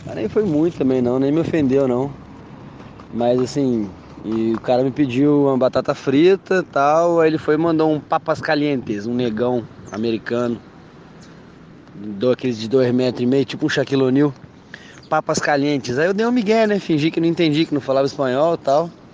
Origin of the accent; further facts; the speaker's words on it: Brazil; moved away; eu sou brasileiro.